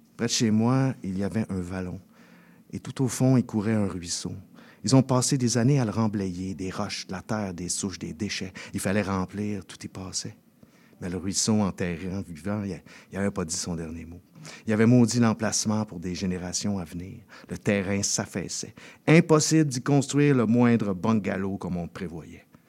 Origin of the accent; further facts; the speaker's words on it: Saint-Jérôme, Quebec, Canada; moi, plus précisément, j'ai grandi à La Fontaine. Euh, qui fait maintenant partie de la grande euh, MRC de Saint-Jérôme